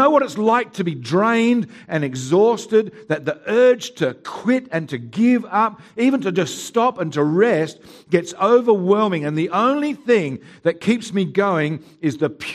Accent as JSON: {"language": "English", "town": "Haywards Heath", "region": "South East England", "country": "United Kingdom", "tie": "born or raised there", "moved": "yes", "lives_now": "Mount Barker, Australia", "said": "I was born in Haywards Heath"}